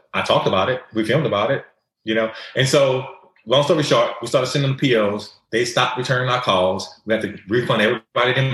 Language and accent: English; the South, United States; we're from the South.